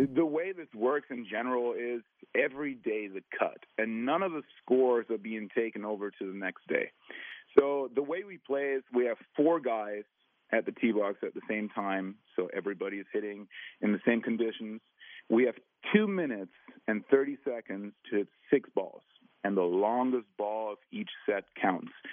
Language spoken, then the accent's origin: English; Germany; I'm from Germany